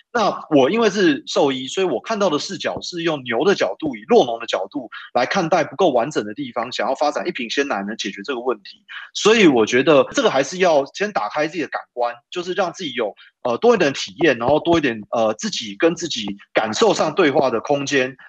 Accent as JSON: {"language": "Chinese", "town": "Taipei", "country": "Taiwan", "tie": "born or raised there", "said": "我又因为从小在台北长大，"}